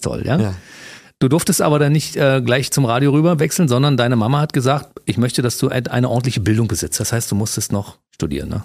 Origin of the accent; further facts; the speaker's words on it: Germany; bin Deutscher